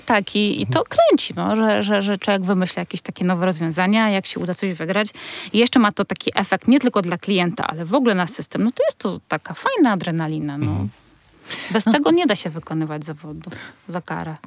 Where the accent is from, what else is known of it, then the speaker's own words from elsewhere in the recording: Warsaw, Masovian Voivodeship, Poland; jestem, wiecie, z Warszawy